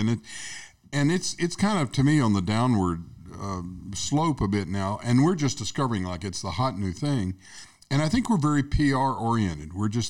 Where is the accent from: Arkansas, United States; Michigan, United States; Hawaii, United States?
Arkansas, United States; When I grew up in Arkansas, we were about 20 years behind California.